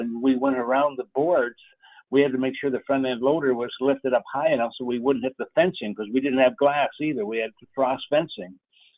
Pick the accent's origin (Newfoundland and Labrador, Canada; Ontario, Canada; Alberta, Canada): Ontario, Canada; Fort Erie; moved away; I grew up in Fort Erie, Ontario, which is a border town right across from Buffalo, New York.